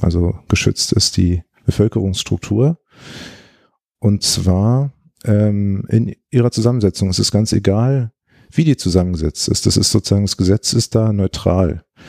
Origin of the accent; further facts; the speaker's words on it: Berlin, Germany; moved away as an adult; also born or lived in Greifswald; Ich bin Berliner und äh, ich habe mich gefreut, dass ich die Möglichkeit hatte, wieder in Berlin zu arbeiten